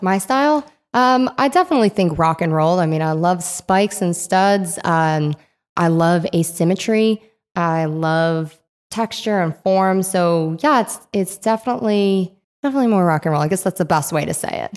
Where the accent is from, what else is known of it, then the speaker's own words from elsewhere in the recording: Rhode Island, United States; moved away; I grew up in Rhode Island.